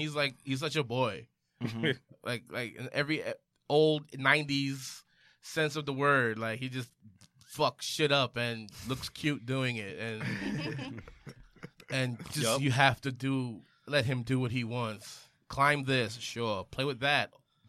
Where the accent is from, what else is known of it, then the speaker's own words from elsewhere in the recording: Belize; I'm from Belize too.